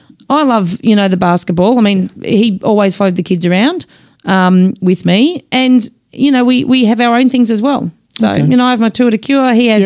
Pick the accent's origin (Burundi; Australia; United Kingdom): Australia; Dingley Village, Victoria; also born or lived in Glen Waverley; So we went there even though we lived in Dingley actually when we first started. Oh, we grew up in Dingley.